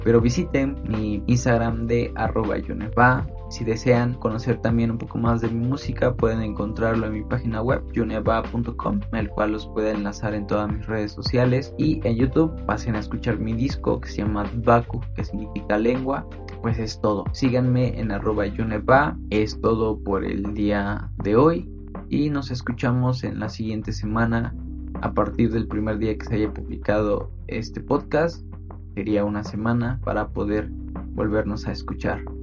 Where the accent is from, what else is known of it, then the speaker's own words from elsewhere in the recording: Santa María Pápalo, Oaxaca, Mexico; moved away; yo soy originario de una comunidad que se llama Santa María Pápalo, que se ubica en el distrito de Cuicatlán, esto en la región cañada del estado de Oaxaca